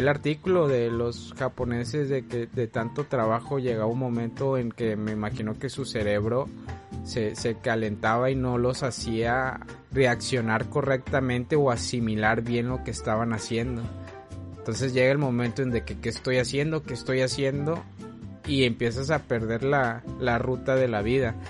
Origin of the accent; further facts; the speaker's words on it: Mexico; aquí en México